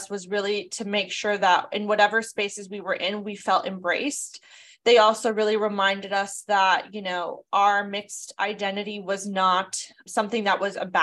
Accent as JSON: {"language": "English", "region": "Southern California", "country": "United States", "tie": "born or raised there", "said": "I was born and raised in Southern California."}